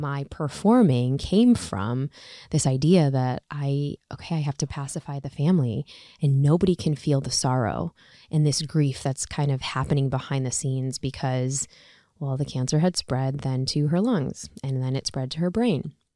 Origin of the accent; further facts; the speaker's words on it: Chicago, Illinois, United States; I'm from Chicago. I go to Loyola